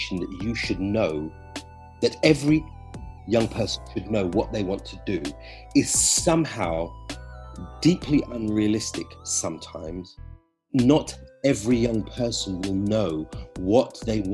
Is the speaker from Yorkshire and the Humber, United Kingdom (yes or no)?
no; Berkshire, South East England, United Kingdom; moved away; also born or lived in London; Growing up in Berkshire